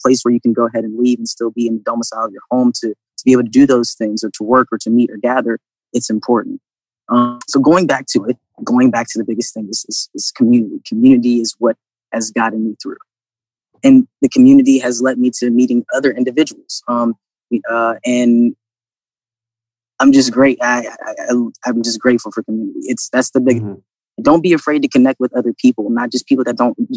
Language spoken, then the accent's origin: English; Virginia, United States; also born or lived in Atlanta / Florida Panhandle; now in Columbus, United States; I grew up in Virginia